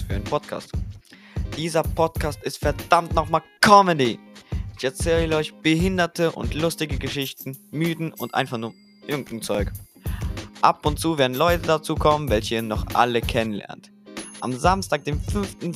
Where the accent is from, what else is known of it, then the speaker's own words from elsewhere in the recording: Germany; Ich bin ein 16-jähriger Russe, geboren in Deutschland